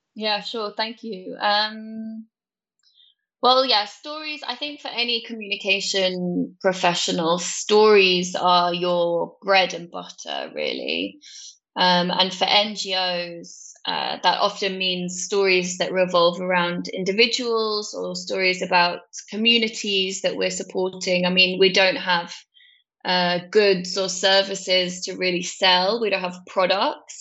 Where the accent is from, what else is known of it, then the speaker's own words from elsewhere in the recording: Cornwall, South West England, United Kingdom; moved away as an adult; also born or lived in London / Netherlands; I grew up in a place called Cornwall in the UK